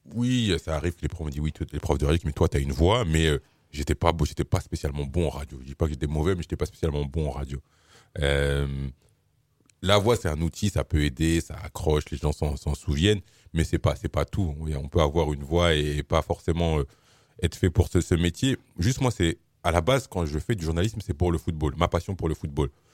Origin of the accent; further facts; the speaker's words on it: Suresnes, Île-de-France, France; je suis né, j'ai grandi à Suresnes